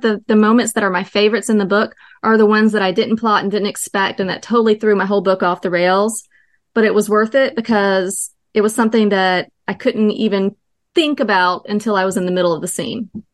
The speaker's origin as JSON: {"language": "English", "region": "North Carolina", "country": "United States", "said": "I'm from North Carolina."}